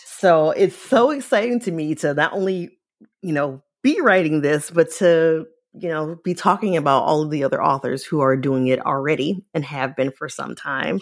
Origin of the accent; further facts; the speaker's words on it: Cleveland, Ohio, United States; now in North Carolina, United States; we moved here to North Carolina from Cleveland, which I'm a Clevelander